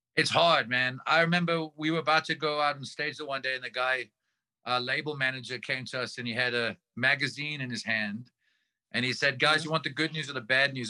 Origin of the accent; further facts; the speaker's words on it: South Africa; as South African musicians